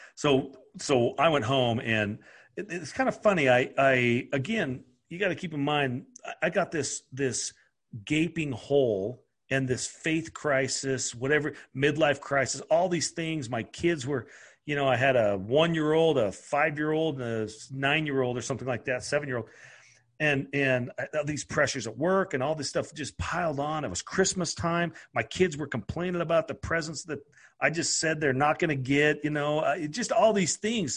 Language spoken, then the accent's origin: English; Idaho, United States; I'm from Idaho